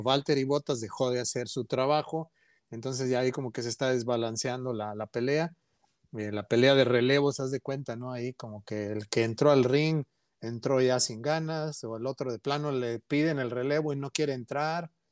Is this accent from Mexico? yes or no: yes; Mexico; somos como mexicanos muy orgullosos